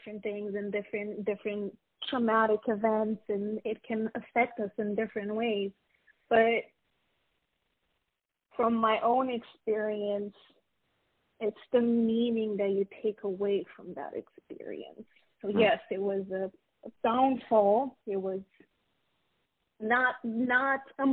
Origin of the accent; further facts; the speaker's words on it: Romania; moved away as an adult; now in United States; I was born and raised in Romania